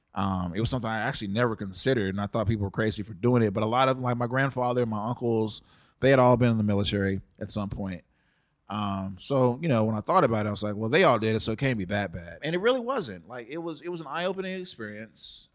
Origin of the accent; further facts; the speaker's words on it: Dallas, Texas, United States; also born or lived in San Antonio, Texas; I'm originally from San Antonio. My mom grew up there, and my parents met in college at North Texas in Denton, which is about an hour north of Dallas. And you know, she got pregnant with me in college and moved back home. And so we stayed down there until I was about four, and then we moved up here with my dad, and I've lived in Dallas ever since.